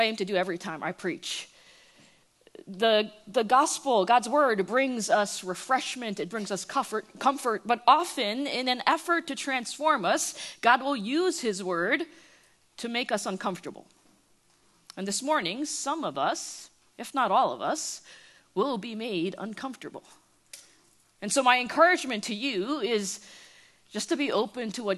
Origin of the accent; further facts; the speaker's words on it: United States; accent: East Coast; moved away as an adult; now in Irving, Texas, United States; I was born and raised in the New York, New Jersey area. And so I bleed East Coast. Everything about me screams East Coast. It's in the way I talk